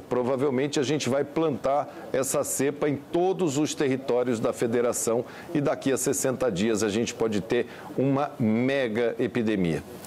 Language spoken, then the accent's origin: Portuguese; Centre-West, Brazil; Eu sou aqui do Centro-Oeste